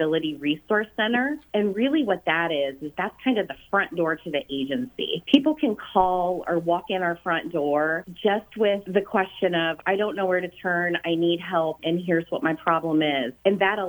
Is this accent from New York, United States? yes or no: no; Lima, Ohio, United States; I was born and raised in Lima, Ohio